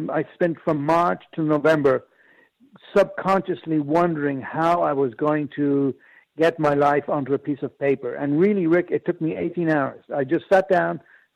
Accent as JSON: {"language": "English", "country": "Ireland", "also_born_or_lived": "Japan", "said": "I'm Irish."}